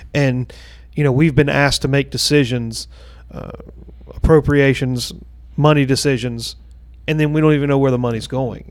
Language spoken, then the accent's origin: English; Gaffney, South Carolina, United States; now in Blythewood, United States; I grew up in Gaffney